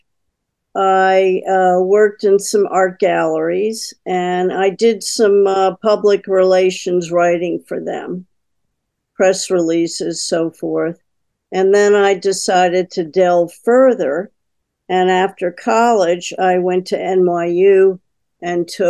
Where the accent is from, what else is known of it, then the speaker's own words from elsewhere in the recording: Connecticut, United States; also born or lived in Philadelphia, Pennsylvania; I was born in Philadelphia and lived outside of Philadelphia till 1955. And when my mother remarried, we moved to Connecticut